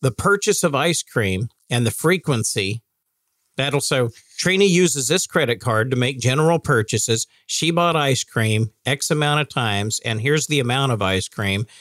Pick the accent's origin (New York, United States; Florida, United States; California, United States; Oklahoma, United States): Oklahoma, United States; I'm from Oklahoma. I love that state